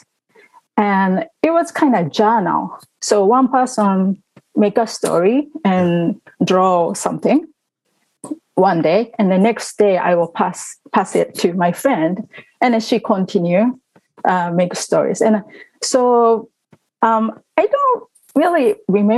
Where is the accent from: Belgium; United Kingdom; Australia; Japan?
Japan; Tokyo; also born or lived in Woodbridge, Virginia; now in Virginia, United States; I was born and raised in Tokyo, Japan.